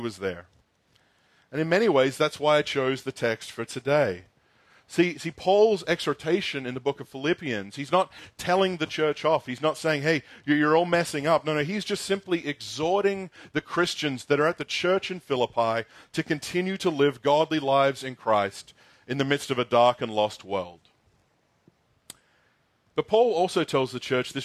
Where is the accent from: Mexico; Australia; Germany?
Australia; moved away; I grew up in Australia in the 90s.